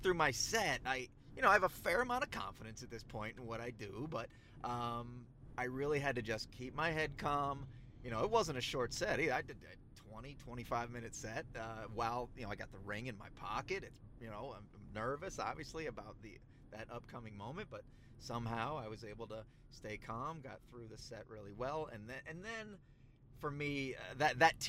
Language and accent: English; United States; I'm pretty American